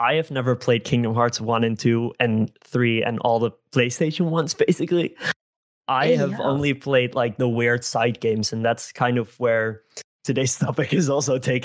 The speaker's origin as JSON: {"language": "English", "country": "Netherlands", "second_language": "English", "said": "I am Dutch. I'm from the Netherlands. And when this game released, I was 5 years old and I didn't speak a word of English."}